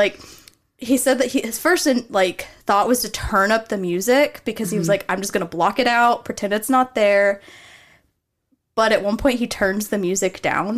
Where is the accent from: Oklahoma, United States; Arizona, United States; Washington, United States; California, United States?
Arizona, United States; so I grew up in Arizona as well as here, and, like, the skinwalker lore out there is treated a little bit differently than it is here.